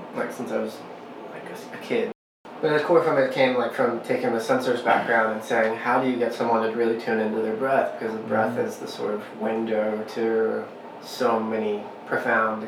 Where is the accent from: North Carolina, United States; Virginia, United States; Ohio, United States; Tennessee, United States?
Tennessee, United States; I grew up in the Southeast in Tennessee